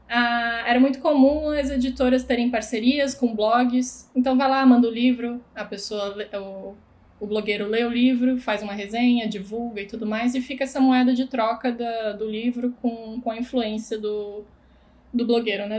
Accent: Blumenau, Santa Catarina, Brazil; Sou de Blumenau, onde inclusive conheci Camila

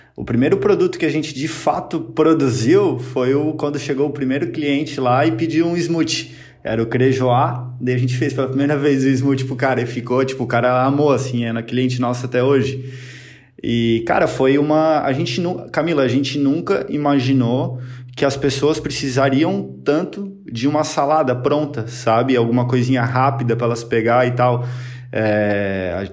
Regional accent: Blumenau, Santa Catarina, Brazil; Sou aqui de Blumenau, Santa Catarina

